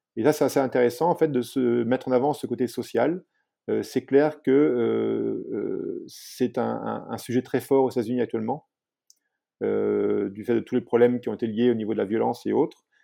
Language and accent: French; France; moved away as an adult; now in United States; en tant que Français